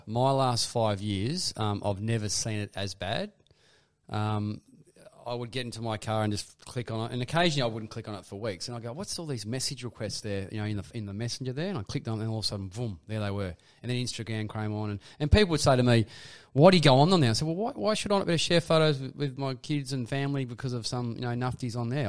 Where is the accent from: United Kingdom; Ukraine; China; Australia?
Australia; Perth, Western Australia; I was from Perth